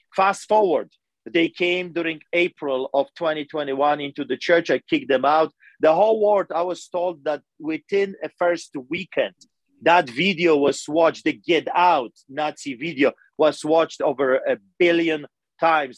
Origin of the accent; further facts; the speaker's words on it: Poland; English is a second language; also born or lived in Greece / Canada; now in Calgary, Canada; I'm a Polish immigrant. I grew up in Poland